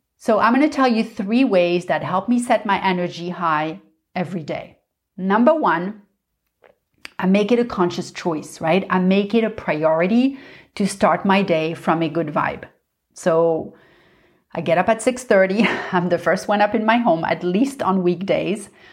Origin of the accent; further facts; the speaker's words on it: Paris, Île-de-France, France; I grew up in Paris